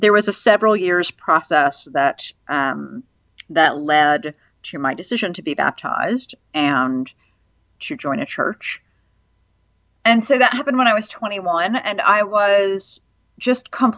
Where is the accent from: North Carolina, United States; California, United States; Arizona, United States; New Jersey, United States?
North Carolina, United States; also born or lived in Virginia / Cambridge, United Kingdom; I grew up Jewish in North Carolina and Virginia